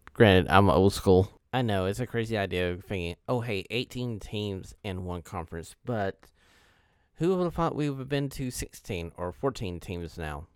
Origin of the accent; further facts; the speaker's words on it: Knoxville, Tennessee, United States; I was born in Knoxville, Tennessee